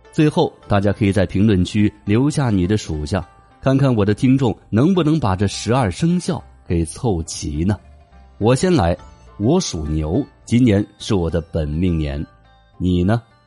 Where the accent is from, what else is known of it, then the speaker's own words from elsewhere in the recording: China; 也是我们中国人特有的一种表示出生时间的方式